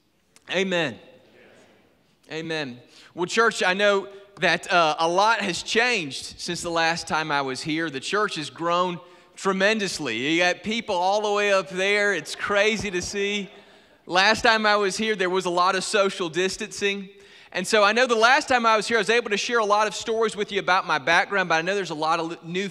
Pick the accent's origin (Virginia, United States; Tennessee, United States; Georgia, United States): Georgia, United States; Griffin; I was born and raised in Griffin, Georgia, on the other side of Atlanta